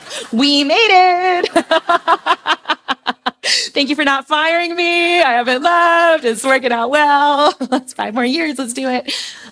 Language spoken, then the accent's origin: English; Philippines; And I grew up in the Philippines, as many of you know